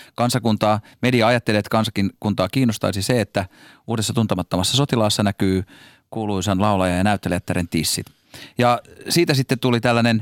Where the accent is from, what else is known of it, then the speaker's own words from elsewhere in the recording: Helsinki, Uusimaa, Finland; accent: stadin murre (Helsinki slang); mä puhun liikaa stadin murretta